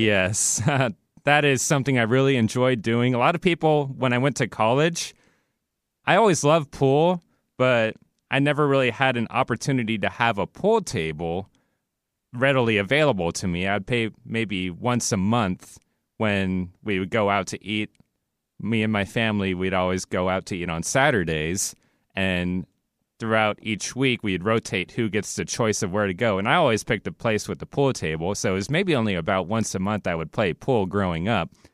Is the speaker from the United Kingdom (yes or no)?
no; Seattle, Washington, United States; I'm a Pacific Northwest native, born and raised in Seattle, Washington, never moved in my entire life